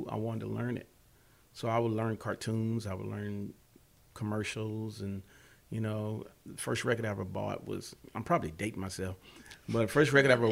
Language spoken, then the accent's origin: English; Louisville, Kentucky, United States; moved away as an adult; now in Atlanta, United States; I'm from Louisville, Kentucky